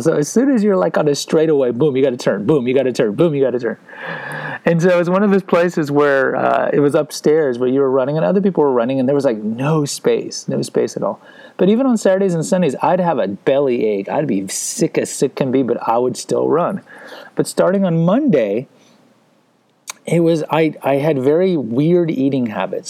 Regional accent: Houston, Texas, United States; also born or lived in San Antonio; I grew up in Houston

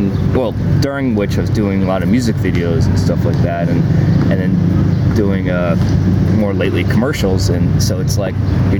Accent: New York City, New York, United States; So basically I'm from Manhattan and I've lived everywhere

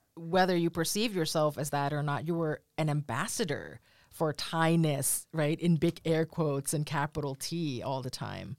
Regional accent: United States; as a Thai American that's far away

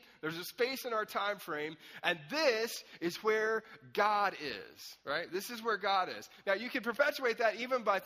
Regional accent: Anderson, South Carolina, United States; I grew up in Anderson, South Carolina for a long time, which is like deep south

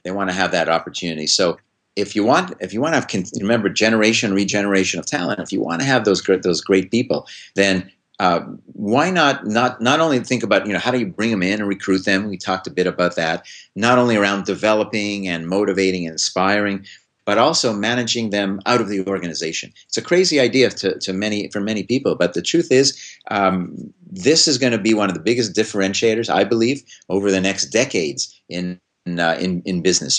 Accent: Montreal, Quebec, Canada; now in Hanover, United States; I grew up in Montreal

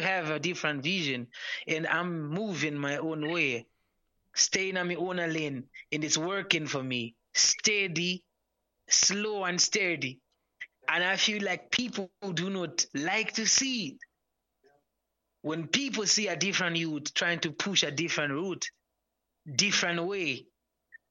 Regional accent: Zimbabwe

